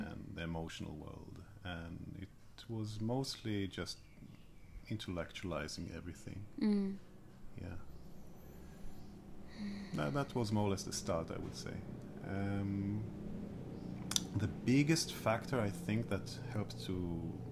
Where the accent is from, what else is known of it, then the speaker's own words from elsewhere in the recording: Israel; growing up in Israel, you go to the military as well